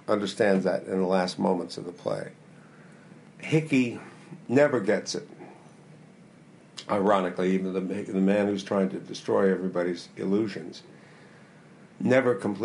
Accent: United States; I'm an American

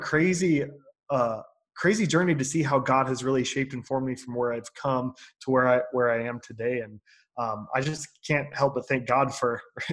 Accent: Boise, Idaho, United States; also born or lived in Nampa, Idaho; I was born and raised in Boise, Idaho.

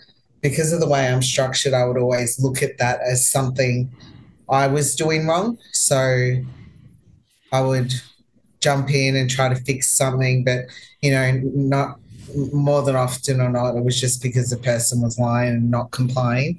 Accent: Melbourne, Victoria, Australia; moved away as an adult; now in United States; I'm from Melbourne

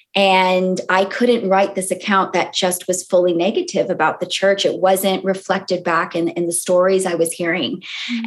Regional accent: California, United States; moved away as an adult; also born or lived in Boston; now in London, United Kingdom; I grew up in California

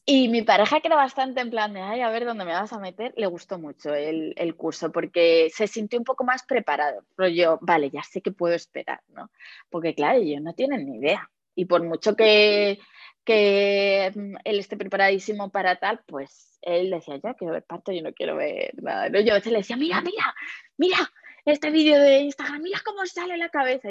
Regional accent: Madrid, Community of Madrid, Spain; yo soy de Madrid

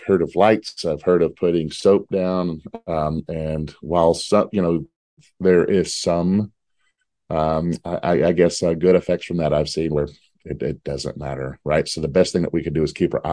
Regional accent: Texas, United States; I'm from Texas

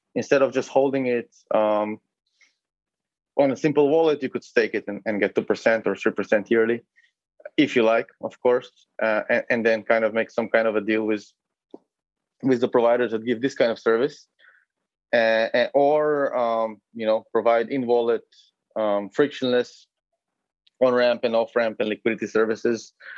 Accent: Israel; moved away as an adult; also born or lived in Uzbekistan / Berlin, Germany / Lithuania; now in Lisbon, Portugal; So originally, I'm from Israel, and or, well, I was born in Uzbekistan, but I lived in Israel for most of my life, to be accurate from the age of five.

